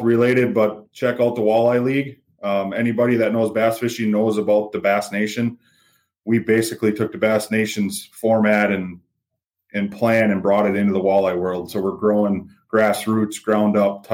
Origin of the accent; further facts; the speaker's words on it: Oneida, Wisconsin, United States; also born or lived in Seymour, Wisconsin; Grew up in Oneida, a little town right outside of Green Bay